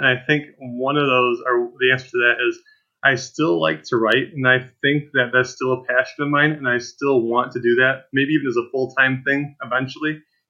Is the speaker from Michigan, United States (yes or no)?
yes; Reese, Michigan, United States; also born or lived in Germany / Louisiana; since my mom and dad were born and raised in Reese, Michigan, they moved back to Reese. And that's kind of where I've stayed since now, I guess.